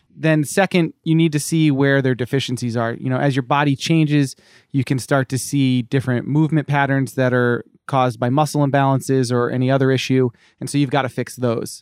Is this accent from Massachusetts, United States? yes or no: yes; Cape Cod, Massachusetts, United States; moved away as an adult; now in California, United States; I grew up in Massachusetts on, uh, Cape Cod